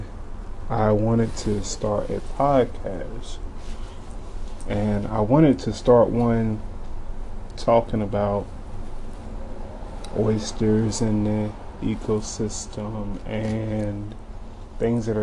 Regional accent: Eastern Shore of Virginia, United States; now in Washington, DC area, United States; I'm from the Eastern Shore of Virginia, but now I live near DC, right outside of DC

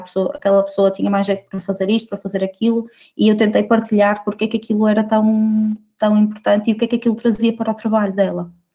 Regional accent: Barcelos, Norte, Portugal; also born or lived in Braga / Aveiro; now in Porto, Portugal; eu sou de Barcelos

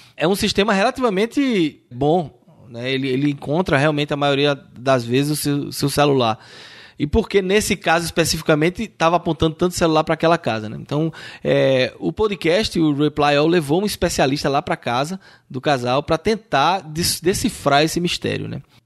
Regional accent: Brazil; nós que somos brasileiros

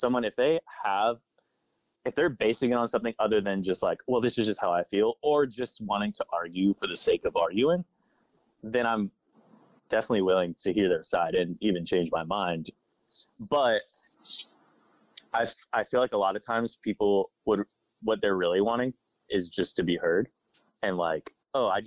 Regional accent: Savannah, Georgia, United States; also born or lived in Jupiter, Florida; now in Nashville, United States; I came from Jupiter, Florida, but I grew up in Savannah, Georgia

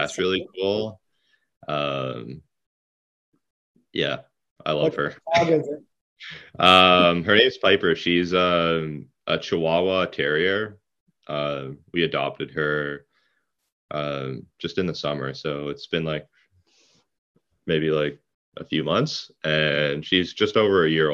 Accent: Toronto, Ontario, Canada; now in Orillia, Canada; I grew up in Toronto like my whole life and moved up here like 2 years ago.

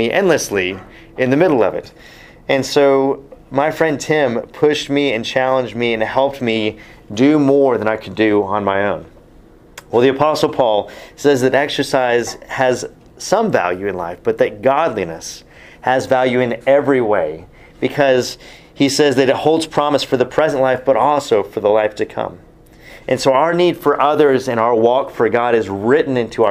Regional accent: Texas, United States; as a Texan sitting in my Bible college class

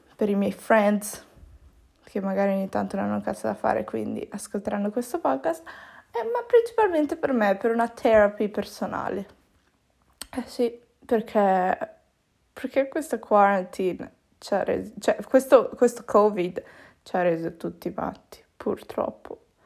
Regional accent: Italy; also born or lived in Peru; sono nata in Italia

